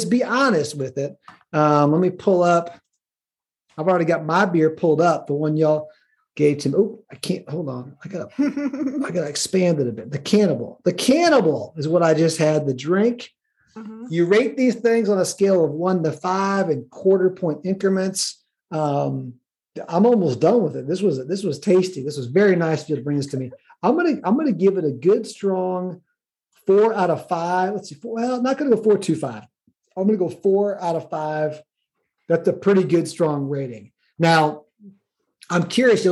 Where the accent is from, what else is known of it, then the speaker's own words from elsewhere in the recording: Midwest, United States; moved away as an adult; now in Atlanta, United States; I grew up in the Midwest as a kid before college until I came to the South